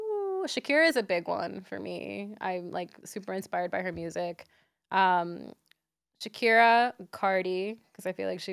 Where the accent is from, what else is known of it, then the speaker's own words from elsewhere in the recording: Nicaragua; because I'm from Nicaragua, I feel like mine is gallo pinto.